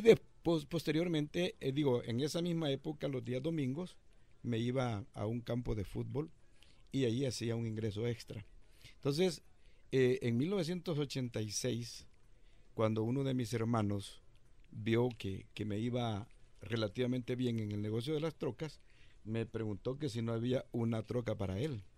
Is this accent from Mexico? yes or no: no; El Salvador; moved away as an adult; Yo llegué de El Salvador en 1981, eh, en medio del enorme conflicto que teníamos en El Salvador